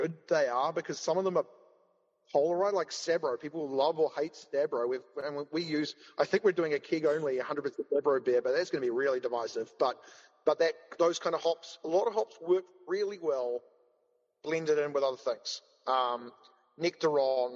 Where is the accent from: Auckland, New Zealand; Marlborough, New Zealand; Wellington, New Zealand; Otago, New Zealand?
Wellington, New Zealand; I grew up in Wellington